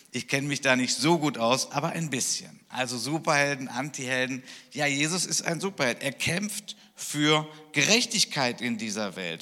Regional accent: Germany; ich als Deutscher

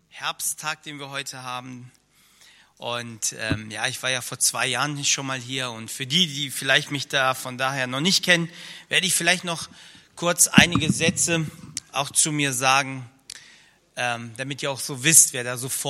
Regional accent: Rhineland-Palatinate, Germany; also born or lived in Soviet Union; ich komme aus dem Kreis Ahrweiler, etwas über eine Autostunde von hier entfernt und äh, bin noch in der ehemaligen Sowjetunion geboren.

